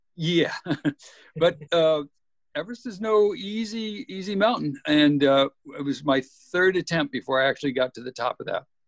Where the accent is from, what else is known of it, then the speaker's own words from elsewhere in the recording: Texas Gulf Coast, United States; moved away; also born or lived in Alaska; Growing up in Texas on the Gulf Coast